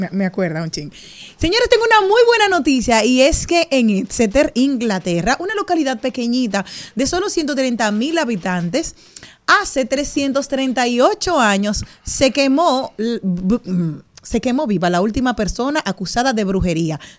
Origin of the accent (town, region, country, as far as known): Monte Plata, Dominican Republic